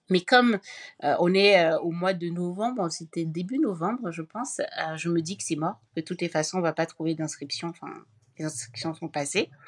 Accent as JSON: {"language": "French", "country": "France", "tie": "born there", "said": "Donc euh, la question, je suis née en France pourtant, euh, mais je m'accrochais, je m'accrochais à ma nationalité camerounaise."}